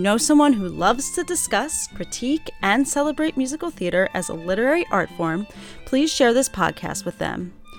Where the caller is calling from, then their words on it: New York City, New York, United States; I'm zooming in from New York City